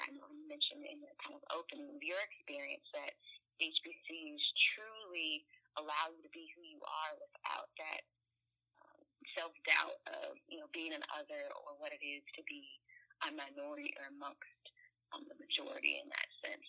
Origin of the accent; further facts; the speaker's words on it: California, United States; I grew up in California